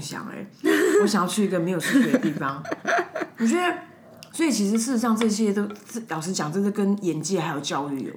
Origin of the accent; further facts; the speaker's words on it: Taiwan; 我们就是台湾人